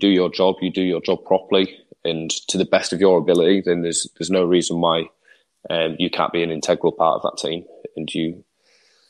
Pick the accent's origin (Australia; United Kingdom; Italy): United Kingdom; England; as an Englishman